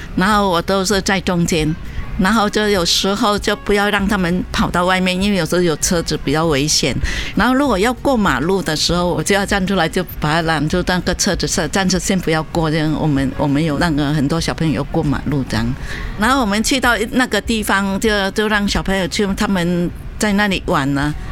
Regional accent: Vietnam; moved away as an adult; now in Taipei, Taiwan; 我今年十五岁，啊，我是来自越南

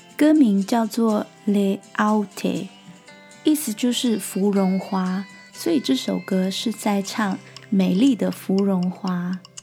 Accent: Taiwan; now in New Zealand; 我的出生地

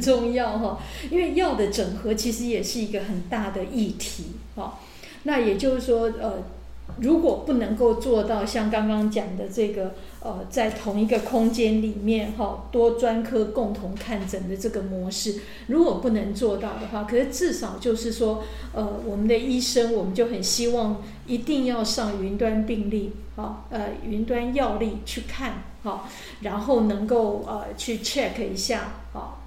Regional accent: Taiwan; 我们台湾人

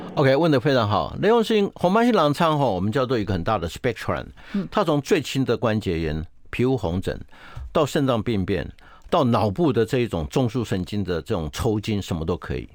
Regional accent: Taiwan; 我们台湾话

